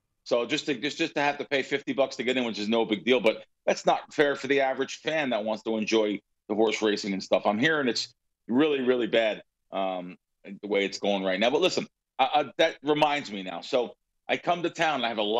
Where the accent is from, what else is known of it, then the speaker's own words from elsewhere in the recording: New York City, New York, United States; moved away; the old buildings in New York City, the Bronx, where I'm originally from.